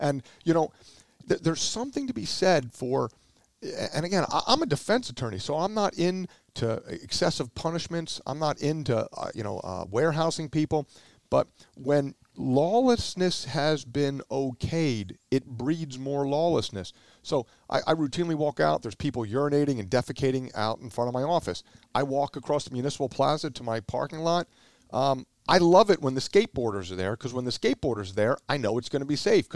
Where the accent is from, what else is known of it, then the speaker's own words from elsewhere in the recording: New Jersey, United States; also born or lived in Philadelphia, Pennsylvania; I was born in the city. I've lived here for a number of years. I was raised in South Jersey